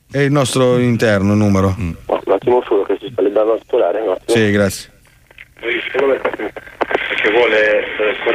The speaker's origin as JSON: {"language": "Italian", "town": "Milan", "region": "Lombardy", "country": "Italy", "said": "Sì, perché abbiamo un amico no, che fa il compleanno e noi siamo tutti di Milano."}